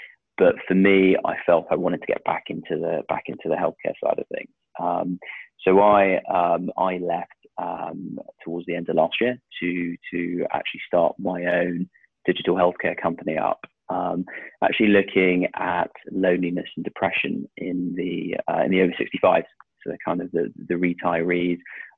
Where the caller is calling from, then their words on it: South West England, United Kingdom; I'm calling you from Devon, slightly overcast, slightly rainy Devon